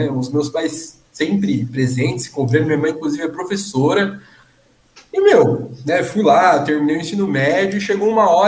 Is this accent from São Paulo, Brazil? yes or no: yes; Suzano, São Paulo, Brazil; Suzano, né? No antigo São Sebastião.